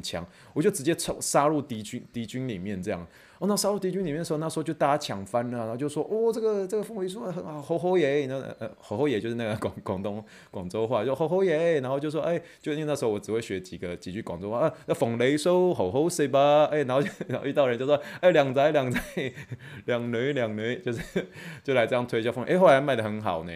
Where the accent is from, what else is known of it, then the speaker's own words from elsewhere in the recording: Luzhou, New Taipei, Taiwan; 一讲出泸州就把我们就刮掉